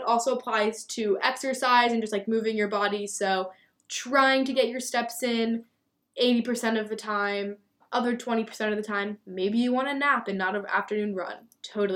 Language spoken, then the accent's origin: English; Lancaster, Pennsylvania, United States; moved away; I'm from Lancaster, Pennsylvania, which is like the Amish farm capital.